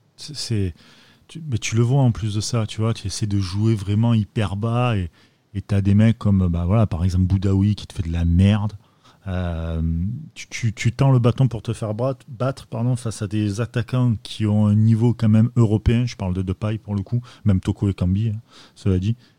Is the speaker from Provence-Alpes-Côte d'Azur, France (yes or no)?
yes; Marseille, Provence-Alpes-Côte d'Azur, France; je suis Marseillais